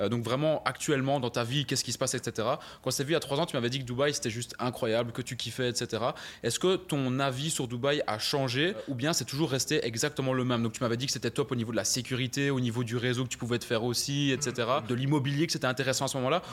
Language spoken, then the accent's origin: French; Belgium; je suis né en, Belgique, en Europe